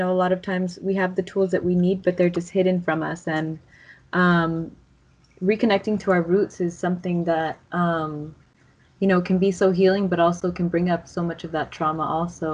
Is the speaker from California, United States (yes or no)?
yes; Los Angeles, California, United States; I'm from Tongva lands in Los Angeles, East LA.